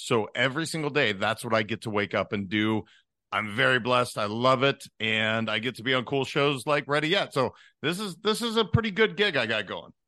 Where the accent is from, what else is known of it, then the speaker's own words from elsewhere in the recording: Montana, United States; also born or lived in Northern California / Netherlands; now in South Florida, United States; I am originally from Montana, and I have ended up in South Florida now after being in Northern California for about twenty years.